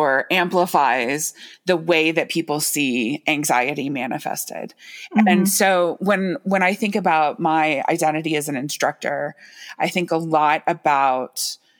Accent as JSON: {"language": "English", "country": "United States", "tie": "born or raised there", "said": "I was born in the United States"}